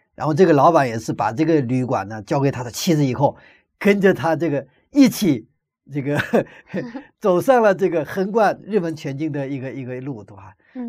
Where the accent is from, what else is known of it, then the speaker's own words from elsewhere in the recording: China; 我们中国人的习惯